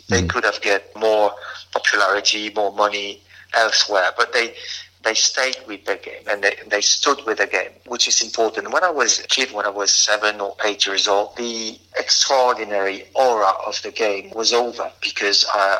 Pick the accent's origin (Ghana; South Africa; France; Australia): France; Albi, Occitania; English is a second language; now in Paris, France; I'm from there, born and bred in Albi. And I was something like 7 or 8 when I saw my first game.